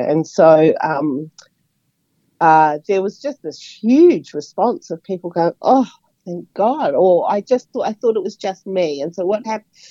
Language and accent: English; Auckland, New Zealand; moved away as an adult; also born or lived in Wellington / Brisbane; now in Australia; I grew up in Auckland